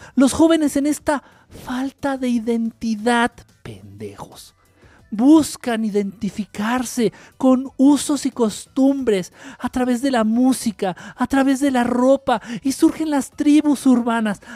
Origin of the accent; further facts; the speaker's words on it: Mexico; somos como mexicanos